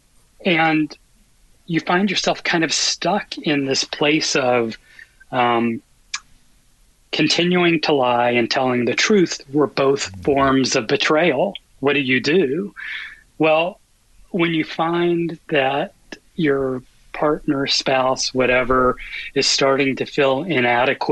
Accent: the South, United States; I grew up in the South in a Catholic family

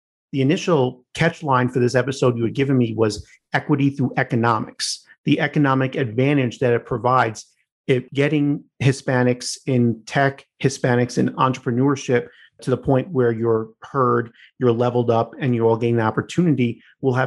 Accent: Long Island, New York, United States; growing up in the Italian-American community on Long Island

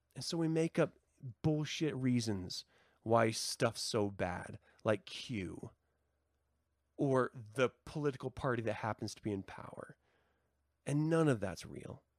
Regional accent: United States; as an American society

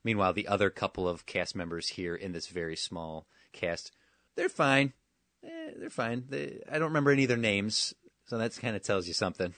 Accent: Wisconsin, United States; my lifetime growing up in Wisconsin

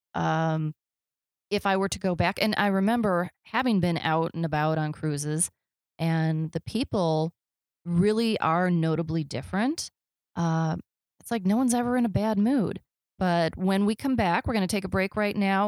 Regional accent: Midwest, United States; I'm from the Midwest

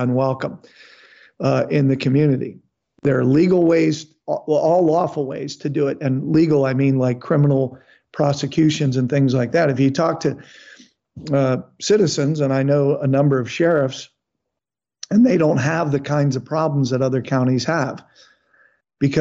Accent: Texas, United States; my home state of Texas

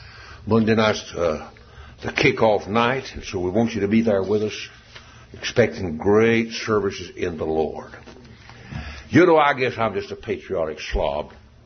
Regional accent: United States; I thank God I'm an American.

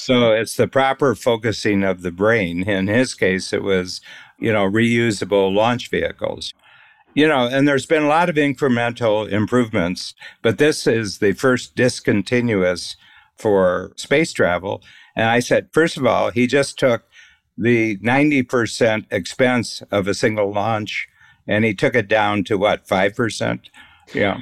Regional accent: Northern Ohio, United States; I grew up in Northern Ohio

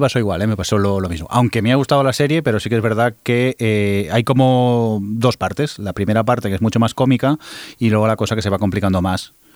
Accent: Barcelona, Catalonia, Spain; los que somos de Barcelona

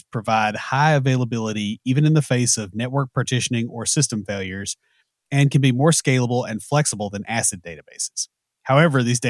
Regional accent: the South, United States; We're from the South, so we've got enough odd pronunciations

